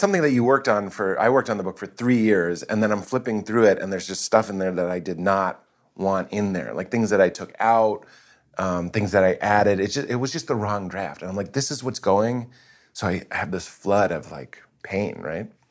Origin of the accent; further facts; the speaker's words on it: East Coast, United States; I'm East Coast, my parents Lithuanian